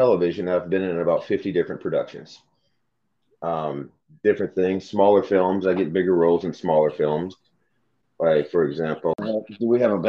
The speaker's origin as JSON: {"language": "English", "region": "Middle Tennessee", "country": "United States", "tie": "born or raised there", "said": "growing up in Tennessee in the 80s"}